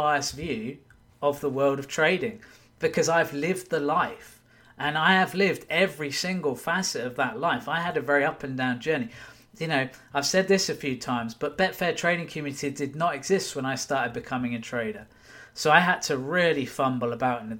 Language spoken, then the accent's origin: English; United Kingdom; now in Wigan, United Kingdom; I'm British